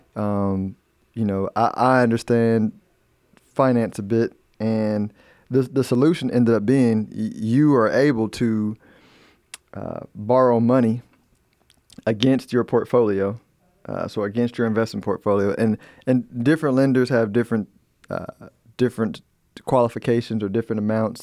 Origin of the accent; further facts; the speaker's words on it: United States; I'm an American